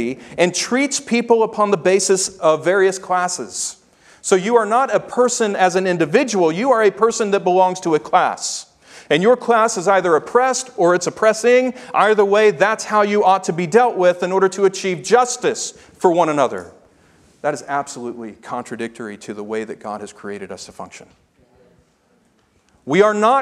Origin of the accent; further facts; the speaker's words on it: Memphis, Tennessee, United States; I grew up in Memphis, Tennessee